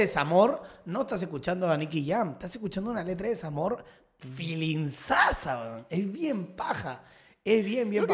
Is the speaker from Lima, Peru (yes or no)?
yes; Lima, Peru; Yo tuve mi infancia, yo viví en San Miguel toda mi infancia, ah, hasta los 12, 13 años.